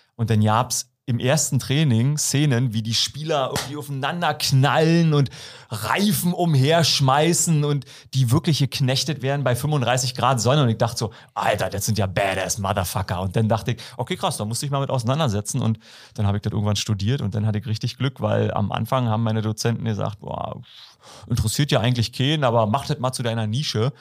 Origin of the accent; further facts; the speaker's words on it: about 20 km from Berlin, Brandenburg, Germany; accent: Berlin dialect; gerade bei so einem Ossi. Also ich bin äh, aus Brandenburg so ja, äh, ein Stück weg von Berlin, so 20 Kilometer